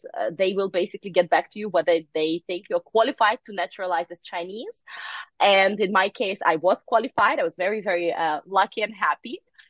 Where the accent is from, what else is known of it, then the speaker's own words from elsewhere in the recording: Manchuria in the Russian Far East, Russia; moved away as an adult; also born or lived in mainland China; now in Hong Kong, China; I was born actually in Manchuria in the Russian Far East. And by now, some of you may know that I am one of the few naturalized Chinese citizens based in Hong Kong. I've been working and living in Greater China for the past 17 years.